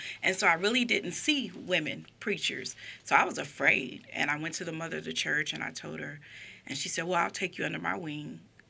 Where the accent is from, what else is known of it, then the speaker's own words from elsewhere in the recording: Chicago, Illinois, United States; also born or lived in Aurora, Illinois; I'm from Illinois, from Chicago, Illinois. Well, I was born in Aurora, Illinois, but yeah, I'm from Illinois.